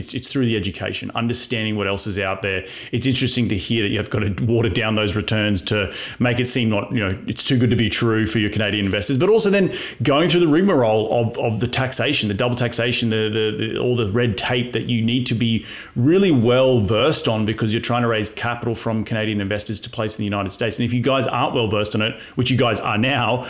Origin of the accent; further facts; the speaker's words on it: Australia; moved away; it was so much bigger when I came from Australia